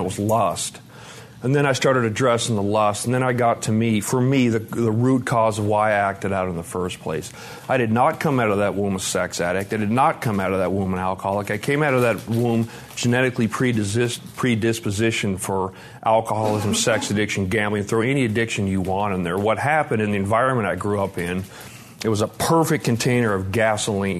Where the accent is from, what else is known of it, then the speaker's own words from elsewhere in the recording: Montana, United States; now in Tennessee, United States; I grew up in a really tough part of Montana